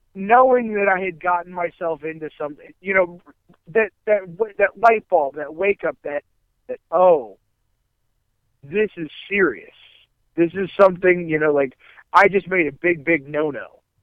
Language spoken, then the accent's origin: English; Akron, Ohio, United States; I grew up in Akron, Ohio area